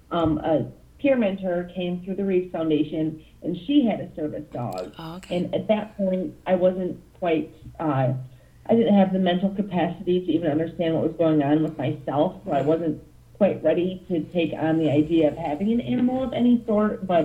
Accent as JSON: {"language": "English", "town": "Toledo", "region": "Ohio", "country": "United States", "said": "I am from Toledo, Ohio. I am 32. Whoa, yep, I'm 32 now"}